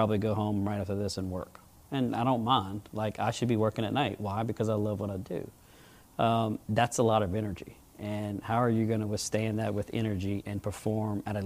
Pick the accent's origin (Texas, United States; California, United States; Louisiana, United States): Louisiana, United States; Baton Rouge; I'm just a little guy from Baton Rouge